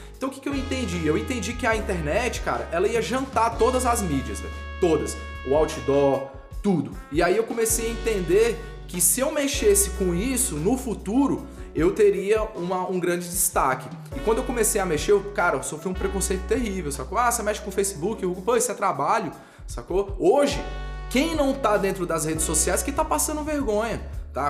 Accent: Brasília, Federal District, Brazil; eu sou de Brasília

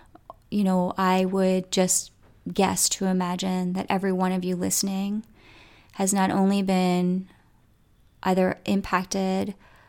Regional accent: Coatesville, United States; I grew up in Coatesville, and you know, it's a community, you know, that sometimes has a little anger running through it

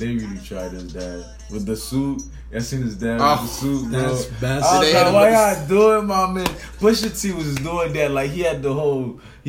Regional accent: Florida, United States; I'm from Florida

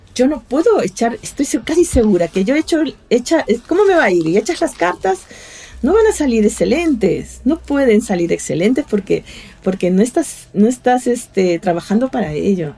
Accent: Callao, Peru; moved away; also born or lived in Lima; allá en Perú, soy de Lima, bueno, yo soy chalaca, del Callao

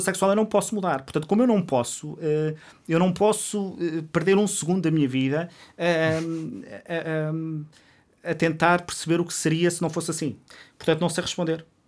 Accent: Covilhã, Centro, Portugal; now in Lisbon, Portugal; eu vim da Covilhã sem conhecer ninguém em Lisboa

